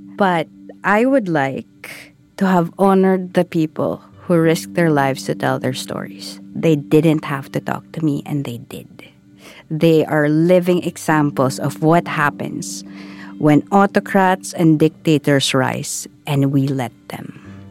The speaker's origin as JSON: {"language": "English", "country": "Philippines", "said": "I am Filipino."}